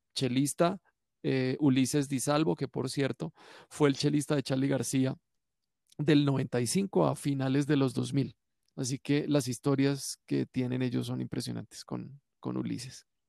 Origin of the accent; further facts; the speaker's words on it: Cali, Valle del Cauca, Colombia; yo soy caleño